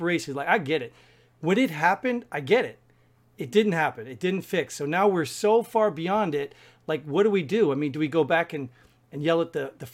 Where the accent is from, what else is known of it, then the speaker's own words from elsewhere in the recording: United States; as an American